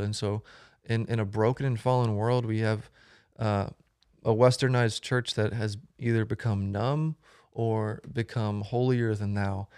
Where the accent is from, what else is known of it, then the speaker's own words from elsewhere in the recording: Florida, United States; now in Fort Worth, United States; I'm originally from Florida. I moved to Texas about five years ago. I live in Fort Worth